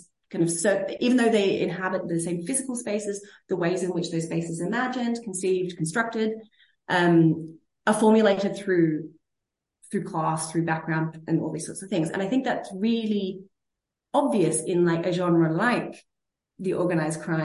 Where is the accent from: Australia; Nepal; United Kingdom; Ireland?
Australia; Sydney, New South Wales; moved away as an adult; also born or lived in Berlin, Germany; now in Oslo, Norway; I'm from Sydney